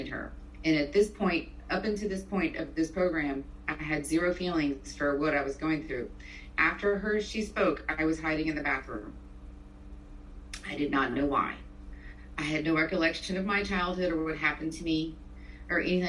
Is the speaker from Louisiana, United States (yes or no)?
yes; South Louisiana, United States; moved away as an adult; also born or lived in Mobile, Alabama / Northern Virginia / Katy, Texas; I grew up in South Louisiana